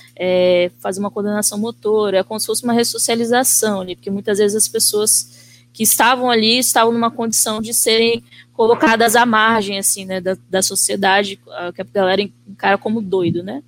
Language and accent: Portuguese; Vitória, Espírito Santo, Brazil; sou natural de Vitória, Espírito Santo. Nasci, cresci, vivo aqui até os dias de hoje.